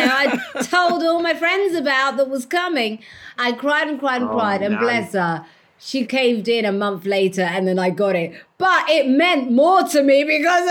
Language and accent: English; London, United Kingdom; I was the girl from Walthamstow with the blue Air Jordans